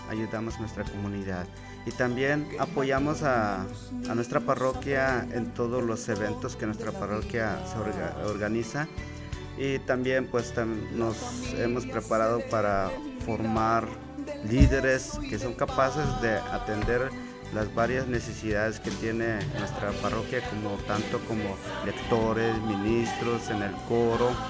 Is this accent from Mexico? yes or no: no; Guatemala; moved away as an adult; now in United States; yo, yo, me vine desde Guatemala, tenía 19 años, Realmente tenía muchos problemas en mi familia. Ah, cuando yo estaba en Guatemala tres veces traté de quitarme la vida